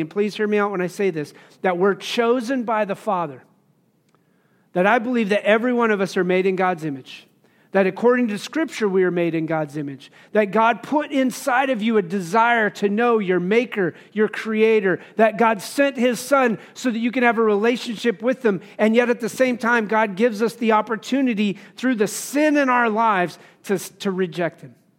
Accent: Wyoming, United States; growing up in Wyoming

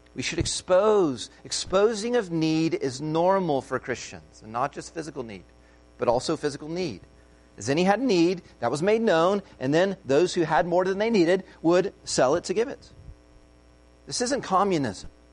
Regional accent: United States; an American

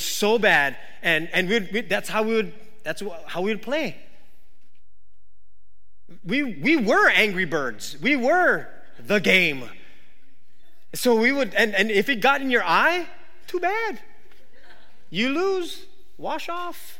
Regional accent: Waimanalo, Hawaii, United States; I grew up in Wamanalo

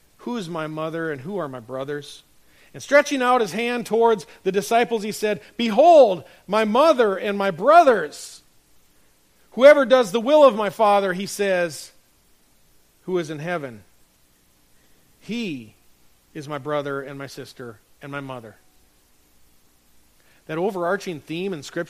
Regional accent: North Dakota, United States; moved away; my hometown up in North Dakota

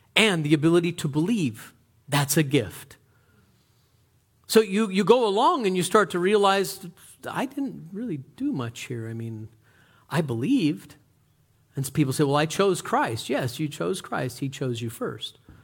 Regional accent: United States; We're Americans

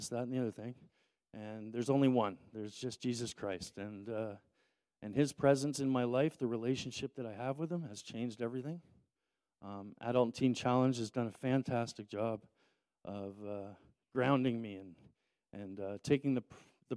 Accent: Toronto, Ontario, Canada; growing up in Toronto with a single mother

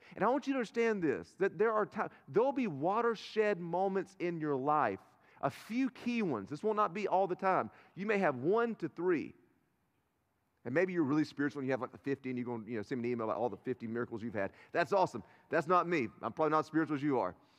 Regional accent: Turkey, North Carolina, United States; I'm from Turkey, North Carolina

